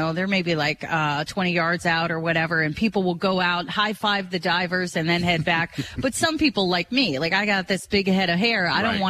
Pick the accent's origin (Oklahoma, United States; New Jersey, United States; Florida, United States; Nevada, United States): Florida, United States; now in Springfield, United States; I grew up in Florida